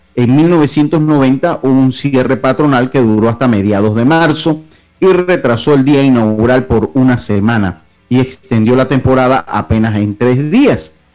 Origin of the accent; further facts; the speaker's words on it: Los Santos, Panama; Yo sigo siendo santeño si yo soy allá. Yo soy cédula 7